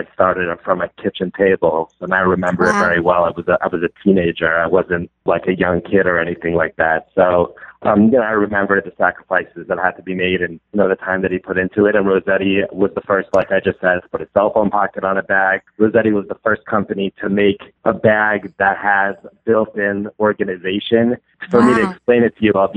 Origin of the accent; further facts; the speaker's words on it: New York City, New York, United States; I'm from Brooklyn, New York